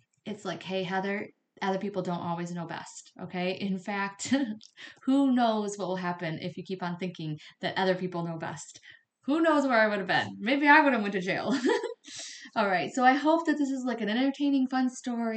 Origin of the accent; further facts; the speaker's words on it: right outside Detroit, Michigan, United States; also born or lived in Flint, Michigan; I grew up right outside Detroit